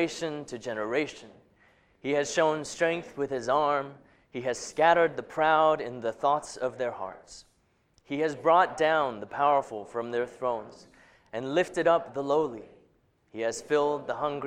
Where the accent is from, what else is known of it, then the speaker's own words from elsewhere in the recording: Hong Kong; moved away; that's not one I grew up with in Hong Kong